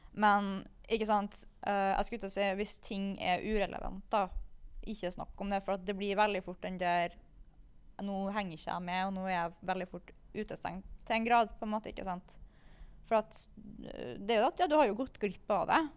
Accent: Kristiansund, Møre og Romsdal, Norway; moved away

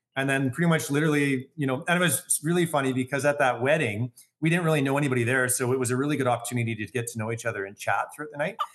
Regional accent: Calgary, Alberta, Canada; born and raised Calgarian. Um, I grew up with a wonderful family, uh, here in Calgary.

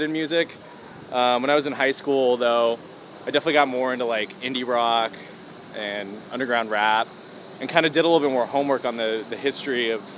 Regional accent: Los Angeles, California, United States; also born or lived in Phoenix, Arizona; I've lived in LA my entire life

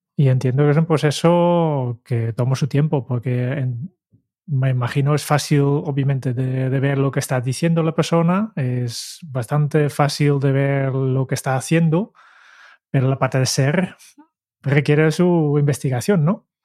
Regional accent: Netherlands; como holandés

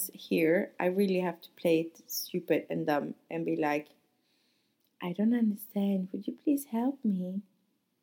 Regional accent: Sweden; moved away as an adult; also born or lived in Monaco; now in France; I'm from Sweden

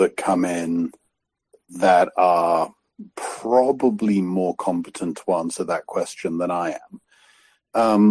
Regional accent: United Kingdom; moved away; I'm British

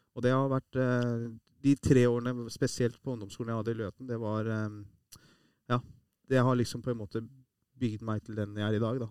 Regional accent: Iran; now in Norway; vi som er fra Iran

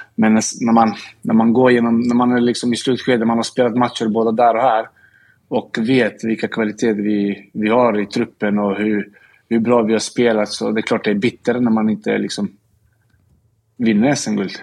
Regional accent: Linköping, Östergötland, Sweden; now in Stockholm, Sweden; jag kommer från Linköping

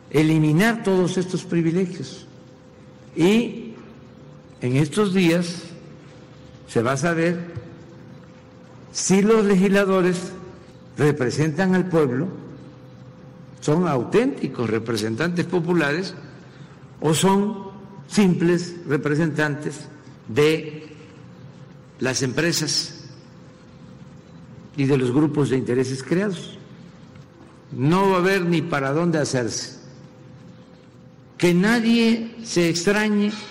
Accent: Mexico

